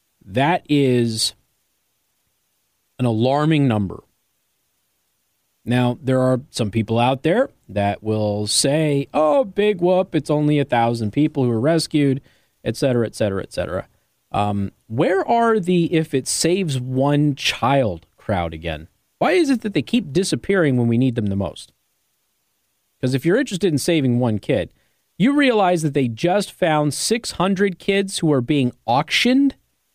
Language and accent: English; Southwest, United States; maybe it's because I come from the Southwest, and where I'm from, this is a regular occurrence